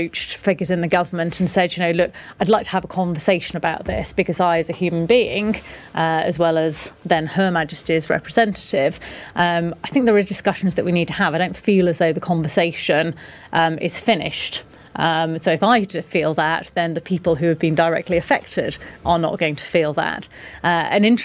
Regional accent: Yorkshire and the Humber, United Kingdom; now in Kenya; from Yorkshire, which is a part of England that is known for its blunt speaking

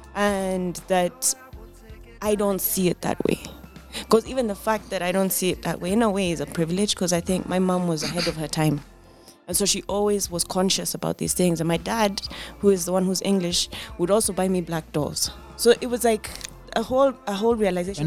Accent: Kenya; I've never felt I was anything but Kenyan. And Kenyans come in all sorts. We too are Kenya.

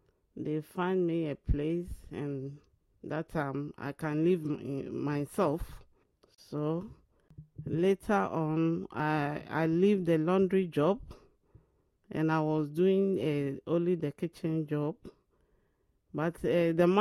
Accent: Ashanti, Ghana; moved away as an adult; also born or lived in London; now in England; I am a Ghanaian. I'm from Ashanti region

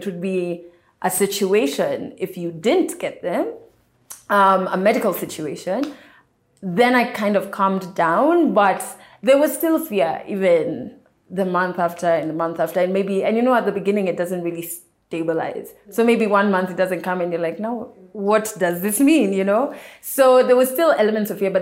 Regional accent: Kenya; I am a Kenyan media personality

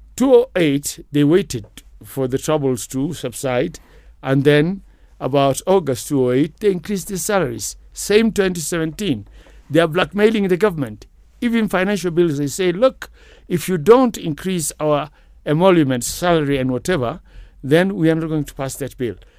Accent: Kakamega, Kakamega County, Kenya; moved away; also born or lived in Kaimosi / London, United Kingdom; I was raised by my grandmother, who was in Kakamega, Boma Yawa, Somali

